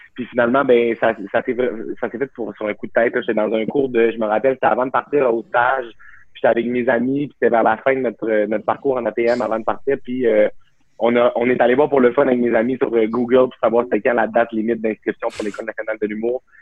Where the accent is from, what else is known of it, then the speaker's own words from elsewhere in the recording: Saguenay, Quebec, Canada; moved away as an adult; also born or lived in Jonquière; now in Montreal, Canada; je viens du Saguenay. Là, mes parents habitent à 10 minutes, à, genre en auto du cégep